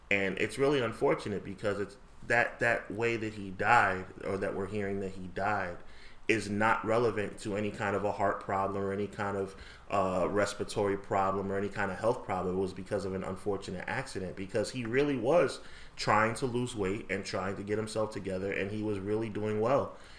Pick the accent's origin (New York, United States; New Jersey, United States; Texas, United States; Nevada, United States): Nevada, United States; Yeah, I'm from Nevada.